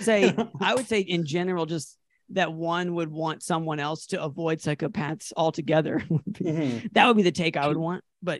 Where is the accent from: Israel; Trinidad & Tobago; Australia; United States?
United States; Asheville, North Carolina; now in Denver, United States; I'm from …. I'm from Asheville, North Carolina.